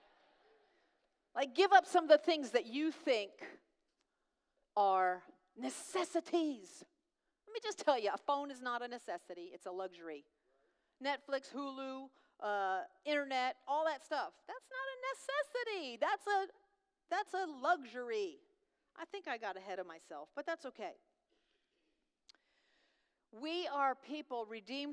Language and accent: English; New York, United States; moved away; I'm loud, I'm tall, I'm from New York, I'm Italian